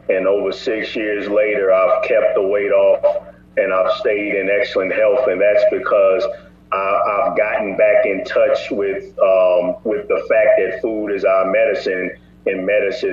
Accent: St. Louis, Missouri, United States; I'm from St. Louis, Missouri

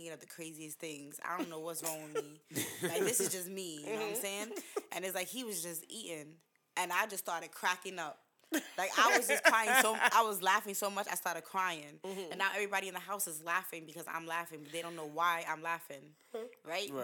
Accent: New York City, New York, United States; I'm from Borough Park. I grew up there, born and raised.

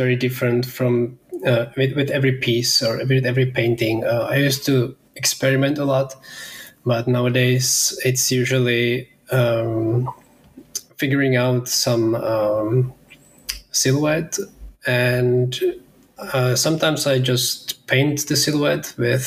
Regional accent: Pilsen, Plzeň Region, Czechia; I'm in Pilsen, my hometown in Czech Republic.

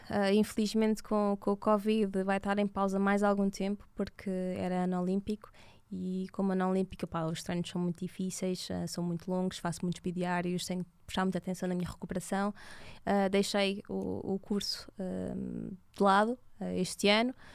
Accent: Portugal; os meus pais tenham tido a sua filha em Portugal, Exato. foi onde eu nasci

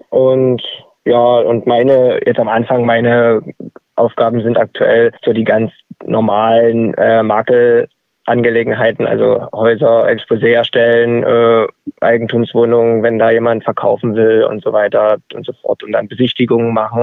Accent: Dresden, Saxony, Germany; als Dresdner

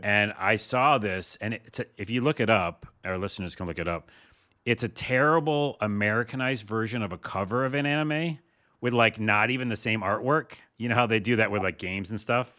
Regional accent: East Coast, United States; I'm from the East Coast

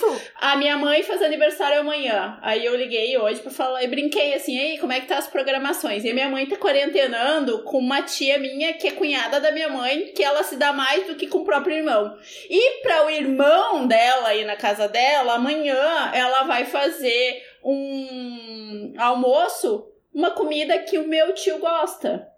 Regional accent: Cachoeira do Sul, Rio Grande do Sul, Brazil; moved away; Cachoeira do Sul, que é a minha cidade natal

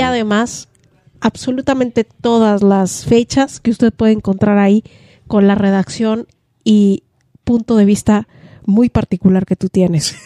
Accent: Mexico

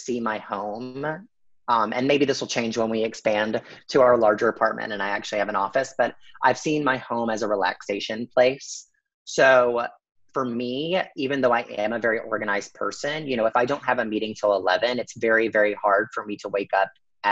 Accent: the South, United States; I grew up in the South

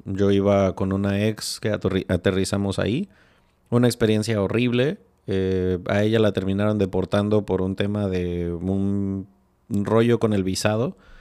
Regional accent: Morelia, Michoacán, Mexico; compartimos el ADN michoacano. Digo, yo viví, crecí muchos años en Morelia

